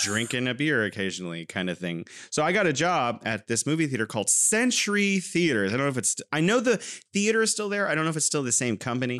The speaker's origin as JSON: {"language": "English", "region": "California", "country": "United States", "moved": "yes", "lives_now": "Wuhan, China"}